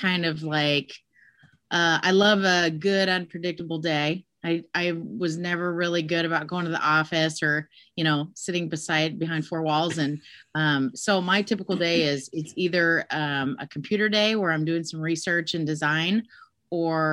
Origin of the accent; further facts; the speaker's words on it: Des Moines, Iowa, United States; I am born and raised in Des Moines, Iowa